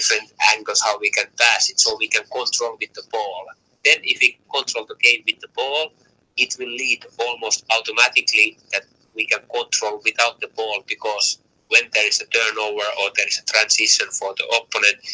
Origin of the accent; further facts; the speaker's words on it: Finland; English is a second language; moved away as an adult; now in Tromsø, Norway; I had very good 4 years, you know, back my home country in Finland.